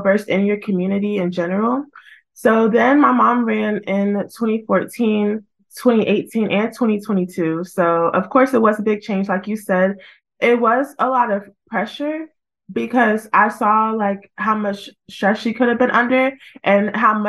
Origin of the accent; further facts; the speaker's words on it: Cabarrus County, North Carolina, United States; I was born and raised in Cabarrus County and actually came back to practice law here